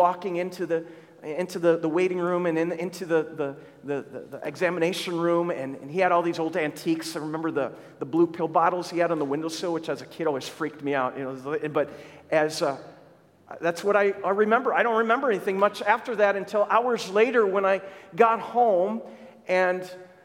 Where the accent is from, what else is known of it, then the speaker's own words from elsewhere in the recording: Lester Prairie, Minnesota, United States; moved away; I grew up in Minnesota